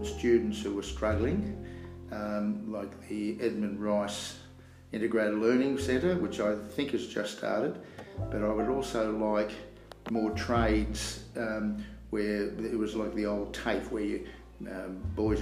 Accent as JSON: {"language": "English", "town": "Melbourne", "region": "Victoria", "country": "Australia", "tie": "born or raised there", "moved": "as an adult", "lives_now": "Bega Valley, Australia", "said": "I was born in Melbourne. I moved, first time I saw it was 1965, and I moved here permanently in 1978"}